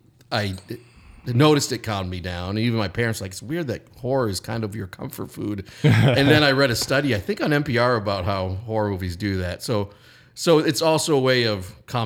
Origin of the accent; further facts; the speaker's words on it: Bangor, Maine, United States; and I'm Stephen King's wife, Tabitha, also a writer, is my third cousin, and I'm from Bangor, Maine